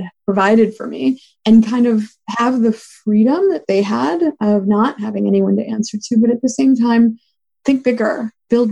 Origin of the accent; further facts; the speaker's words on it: Los Angeles, California, United States; I grew up in Los Angeles with immigrant parents